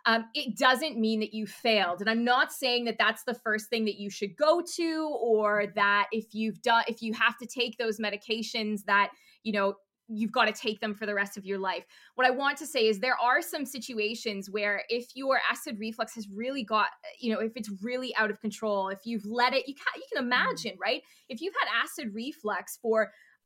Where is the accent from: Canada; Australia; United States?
Canada; now in United Kingdom; I'm Canadian, so I tend to say doctor before GP, but we're here in the UK.